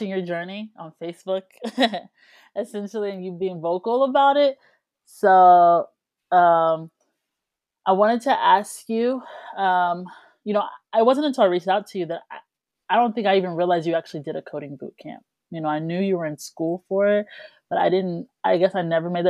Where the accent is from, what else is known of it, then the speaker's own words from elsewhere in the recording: Georgia, United States; we're from Georgia